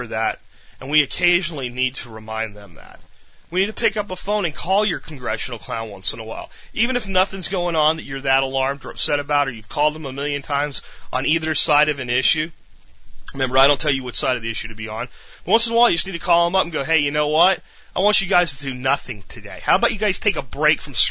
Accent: United States; also born or lived in Texas; we're American citizens. This is our nation.

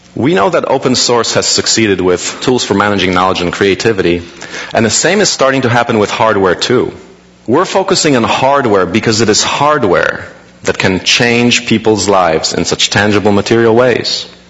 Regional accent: Poland; now in United States; I was born in Poland, now in the US.

